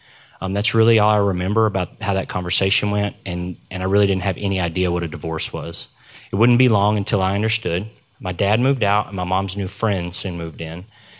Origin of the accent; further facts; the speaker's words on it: Arlington, Texas, United States; So, I was born in Arlington, Texas, and I've lived in the Dallas area all my life. I was raised across the street from my grandparents and a few houses down from all of my aunts and uncles and cousins.